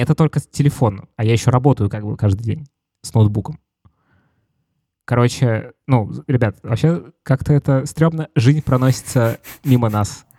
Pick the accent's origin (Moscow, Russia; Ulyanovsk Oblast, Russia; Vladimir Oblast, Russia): Moscow, Russia; я из Москвы